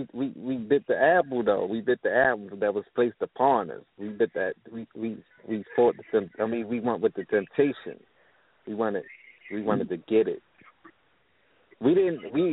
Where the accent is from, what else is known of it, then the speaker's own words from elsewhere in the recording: Baltimore, Maryland, United States; I'm from Baltimore City. Baltimore City, Maryland.